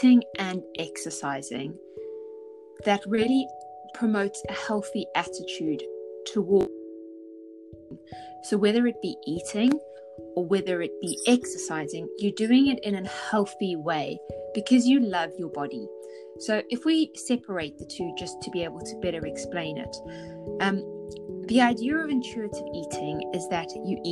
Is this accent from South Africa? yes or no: yes; South Africa; I grew up in South Africa